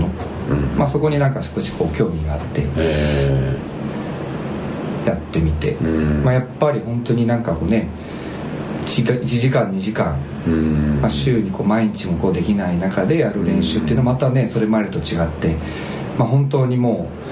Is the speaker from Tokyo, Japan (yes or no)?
no; Shizuoka, Japan; moved away; 地元が静岡だったから